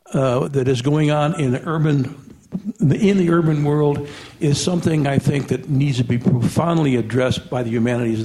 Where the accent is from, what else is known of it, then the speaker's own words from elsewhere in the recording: Chicago, Illinois, United States; my own country and my own city of Chicago